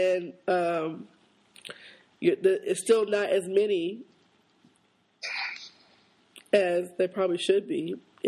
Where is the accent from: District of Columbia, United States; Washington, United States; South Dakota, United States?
Washington, United States; Seattle; now in Lawrenceville, United States; I grew up on 26th Avenue, Central District. That's where I grew up.